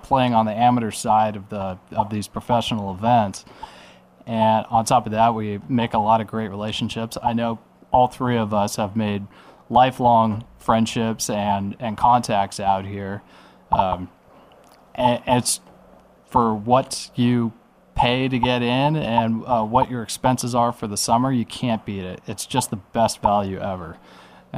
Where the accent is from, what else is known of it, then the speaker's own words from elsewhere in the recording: Yorba Linda, California, United States; I'm from Yorba Linda, California as well